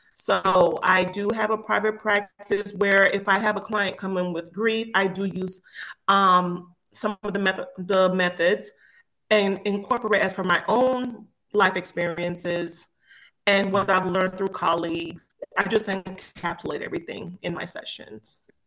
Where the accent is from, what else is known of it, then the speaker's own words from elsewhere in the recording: Miami, Florida, United States; moved away as an adult; also born or lived in Jamaica; now in Georgia, United States; I was born in Jamaica and I moved here as a very young child moved to Miami, Florida